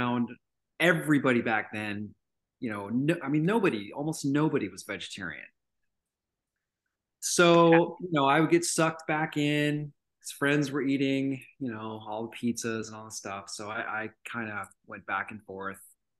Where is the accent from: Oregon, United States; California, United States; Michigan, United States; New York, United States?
California, United States; Redondo Beach; now in Tennessee, United States; I was born and raised in Los Angeles, grew up in a beach town called Redondo Beach